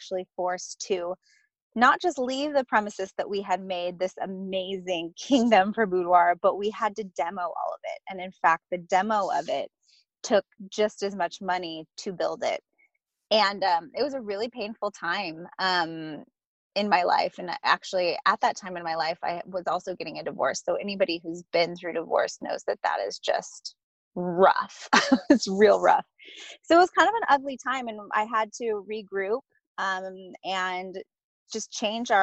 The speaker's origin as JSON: {"language": "English", "town": "Ramona", "region": "California", "country": "United States", "tie": "born or raised there", "also_born_or_lived": "San Diego", "said": "I am from San Diego, but I grew up in a really rural town called Ramona, California."}